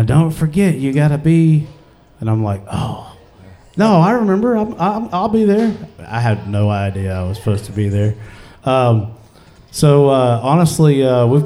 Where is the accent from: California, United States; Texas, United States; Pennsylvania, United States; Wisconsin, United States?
Texas, United States; Avenger; not too far from my hometown around Avenger